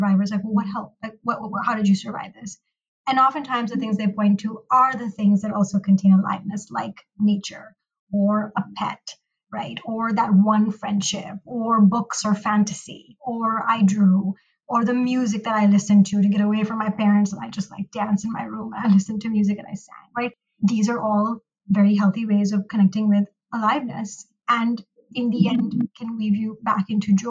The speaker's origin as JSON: {"language": "English", "country": "Pakistan", "tie": "born or raised there", "moved": "as an adult", "lives_now": "United States", "said": "I am a Pakistani American licensed marriage and family therapist, and I grew up in Pakistan"}